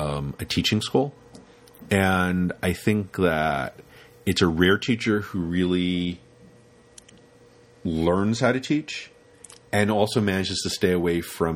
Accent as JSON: {"language": "English", "region": "London", "country": "United Kingdom", "tie": "born or raised there", "said": "This is when I grew up in Soho"}